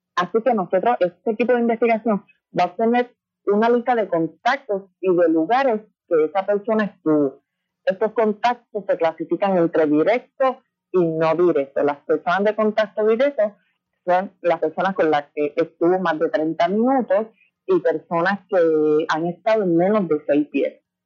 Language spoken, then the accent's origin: Spanish; Villalba, Puerto Rico; yo soy de Villalba